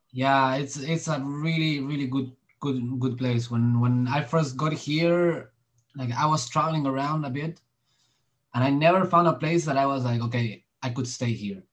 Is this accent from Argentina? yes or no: yes; Argentina; I was I was born in in Argentina